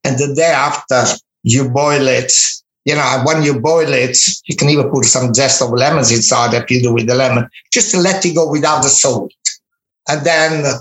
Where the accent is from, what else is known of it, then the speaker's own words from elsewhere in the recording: Minori, Campania, Italy; English is a second language; moved away; I was in my hometown in Minori, in Amalfi Coast